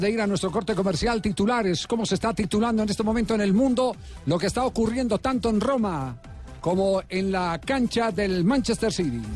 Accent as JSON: {"language": "Spanish", "country": "Colombia", "said": "como colombiano"}